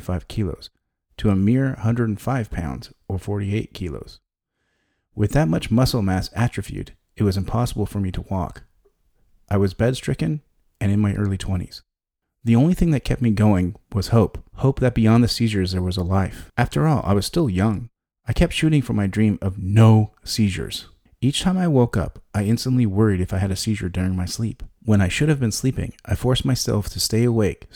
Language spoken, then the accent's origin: English; San Diego, California, United States; In 1995, I was 20 and attending the University of California in San Diego. Though the university was in my hometown